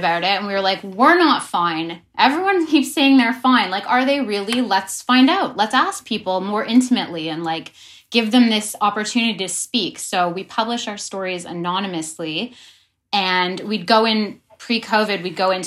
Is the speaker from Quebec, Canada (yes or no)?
no; Toronto, Ontario, Canada; we grew up in Toronto